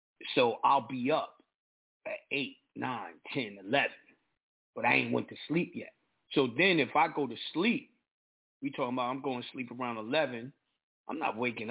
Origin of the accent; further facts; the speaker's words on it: New York, United States; I'm from New York.